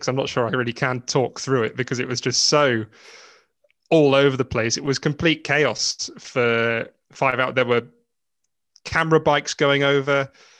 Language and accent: English; Ireland; I'm basically Irish myself anyway.